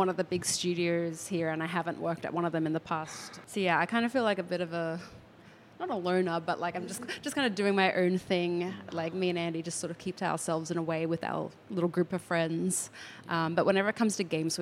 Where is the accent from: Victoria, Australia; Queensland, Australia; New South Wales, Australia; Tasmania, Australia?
Queensland, Australia; Southeast; moved away; I grew up in Southeast Queensland